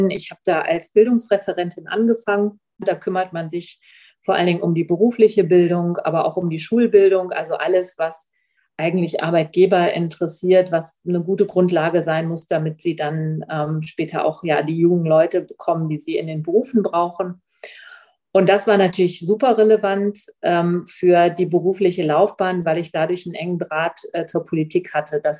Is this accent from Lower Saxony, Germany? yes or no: yes; Oldenburg, Lower Saxony, Germany; Und genau, ursprünglich komme ich aus Oldenburg.